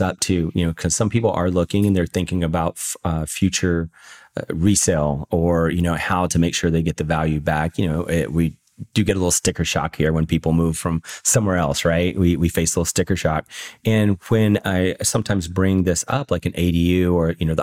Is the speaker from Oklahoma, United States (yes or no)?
no; Virginia, United States; moved away as an adult; also born or lived in Washington State / Florida; now in San Diego, United States; I grew up in originally I'm from Virginia.